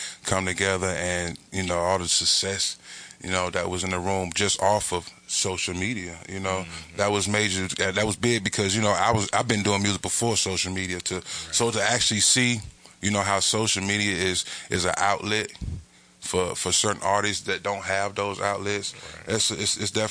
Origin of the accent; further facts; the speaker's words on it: Atlanta, Georgia, United States; I'm from Atlanta